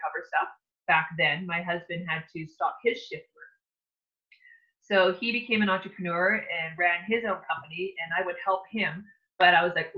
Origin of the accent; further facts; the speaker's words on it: Lake Superior, Northern Ontario, Canada; we were growing up on Lake Superior in Northern Ontario.